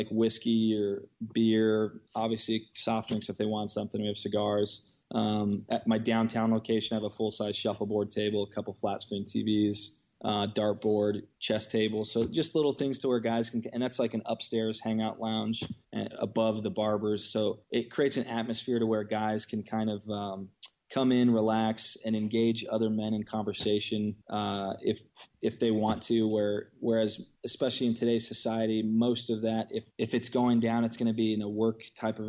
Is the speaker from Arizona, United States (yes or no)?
yes; Prescott, Arizona, United States; moved away as an adult; moved back to my hometown of Prescott, Arizona